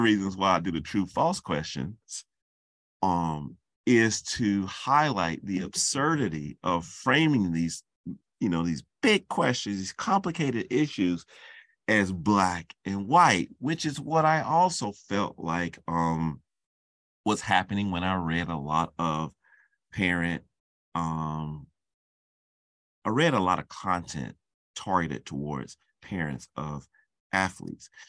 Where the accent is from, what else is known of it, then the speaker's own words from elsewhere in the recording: Charlotte, North Carolina, United States; moved away; I'm from Charlotte, North Carolina